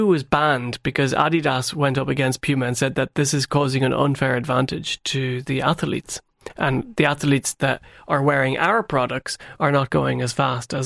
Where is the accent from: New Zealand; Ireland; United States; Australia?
Ireland; Tipperary, Munster; when I was growing up in Tipperary